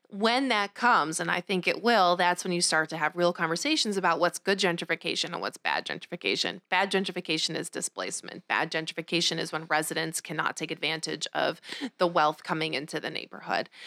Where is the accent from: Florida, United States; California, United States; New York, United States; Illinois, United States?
New York, United States; Rochester; I grew up in Rochester. I'm from the tenth ward, grew up in the Maplewood neighborhood